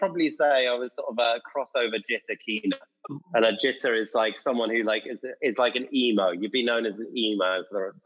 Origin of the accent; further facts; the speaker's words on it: Bristol, South West England, United Kingdom; I grew up in Bristol